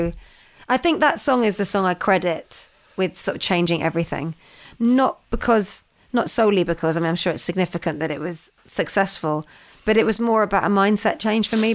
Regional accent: London, United Kingdom; I was growing up in London.

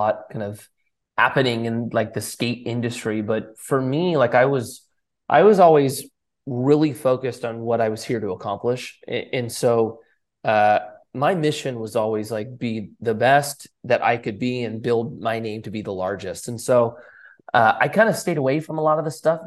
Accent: Southern California, United States; Born and raised in Southern California

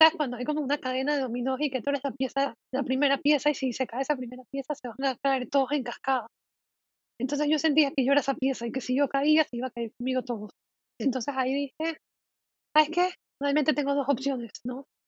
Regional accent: Panama; soy de Panamá

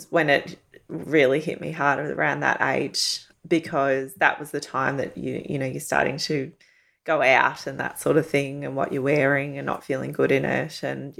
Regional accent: Werribee, Victoria, Australia; No, so I grew up in Werribee.

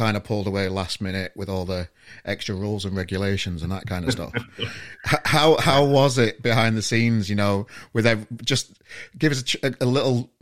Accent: Sheffield, Yorkshire and the Humber, United Kingdom; I'm from Sheffield

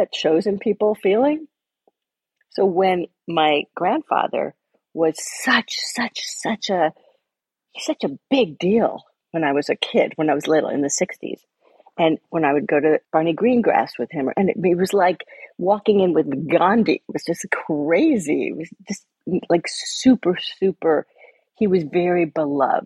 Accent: New York, United States; born or raised there

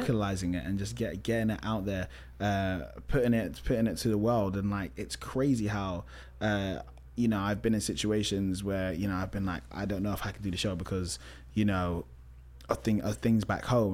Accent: London, United Kingdom; I grew up in Tottenham, which is not the best area to be, to grow up

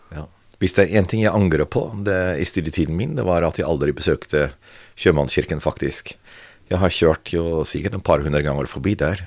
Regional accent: near Rotterdam, South Holland, Netherlands; Norwegian is a second language; now in Norway; jeg ble født. Eh, Sør-Holland, ikke så langt fra Rotterdam.

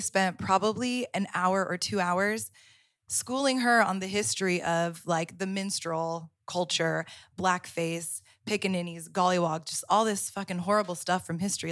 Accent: Florida, United States; moved away as an adult; now in Amsterdam, Netherlands; I grew up in the South. I grew up in Florida

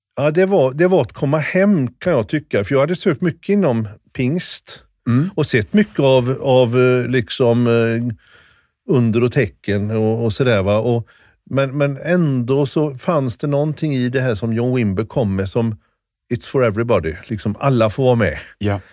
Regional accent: Kungälv, Västra Götaland, Sweden; Komarken är... Där växte jag upp sen.

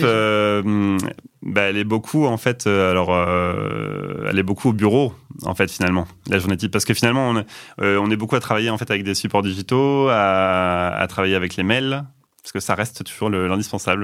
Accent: Rouen, Normandy, France; moved away as an adult; also born or lived in Belgium; now in Nantes, France; Je suis né à Rouen, en Normandie

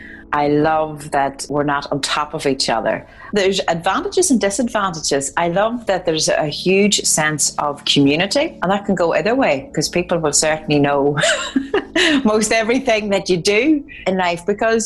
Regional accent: Dungiven, Northern Ireland, United Kingdom; Up in the north of Ireland, well, I'm sure it was no different than the rest of Ireland

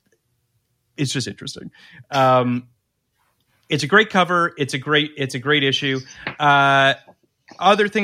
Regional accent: Toronto, Ontario, Canada; I'm from Toronto

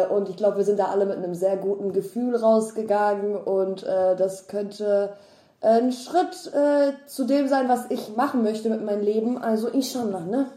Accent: North Rhine-Westphalia, Germany; now in Berlin, Germany; bei uns in NRW

